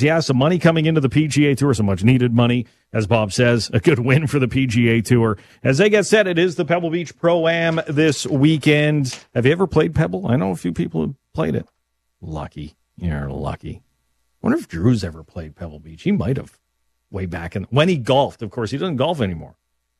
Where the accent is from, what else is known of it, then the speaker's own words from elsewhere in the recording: Lumsden, Saskatchewan, Canada; being raised in Lumsden, the Coppell Valley